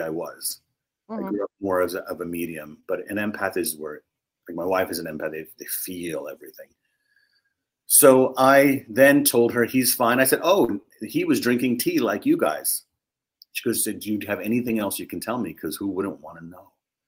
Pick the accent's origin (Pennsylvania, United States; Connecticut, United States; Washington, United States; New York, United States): New York, United States; New York City; I was born in Harlem, raised in the Bronx in New York City.